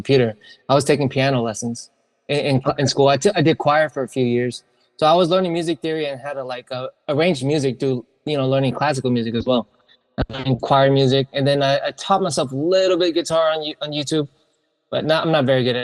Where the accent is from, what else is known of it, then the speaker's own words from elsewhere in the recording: San Francisco Bay Area, California, United States; I'm from the Bay Area